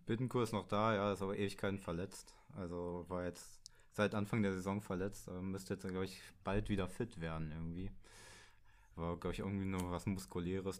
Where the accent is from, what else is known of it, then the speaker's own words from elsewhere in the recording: Berlin, Germany; ich komme aus Berlin